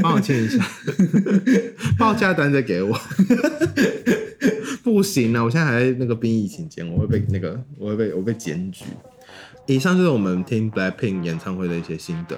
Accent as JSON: {"language": "Chinese", "town": "Kaohsiung", "country": "Taiwan", "said": "我身为高雄人"}